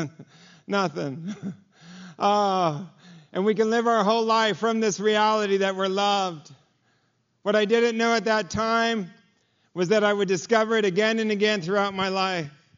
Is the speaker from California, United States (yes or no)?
yes; Los Angeles, California, United States; I'm from Los Angeles. I grew up, my dad was a carpenter